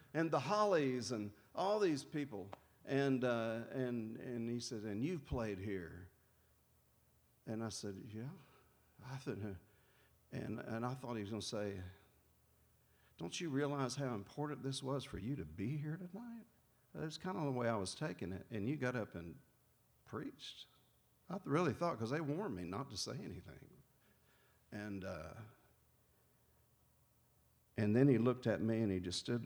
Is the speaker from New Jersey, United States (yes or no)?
no; Jacksonville, Florida, United States; my hometown, Jacksonville, Florida